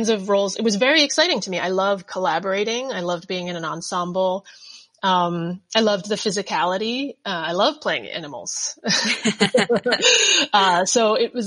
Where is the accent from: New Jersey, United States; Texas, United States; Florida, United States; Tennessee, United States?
New Jersey, United States; now in Brooklyn, United States; I grew up in Jersey. My parents are from England and Thailand and came right before they had me as a baby